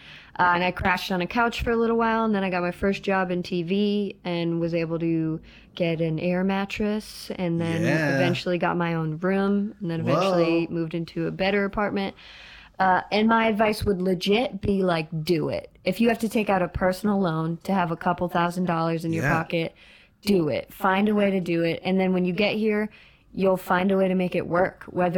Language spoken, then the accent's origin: English; Boston, Massachusetts, United States; also born or lived in Florida; Florida. I'm Boston and then Florida and then here.